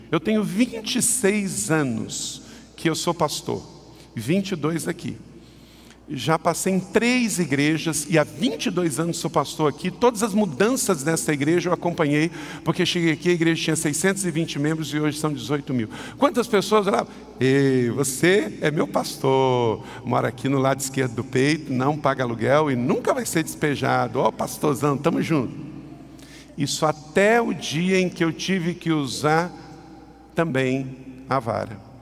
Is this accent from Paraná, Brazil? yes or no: no; Macaé, Rio de Janeiro, Brazil; Eu nasci lá em Macaé com 5,850 kg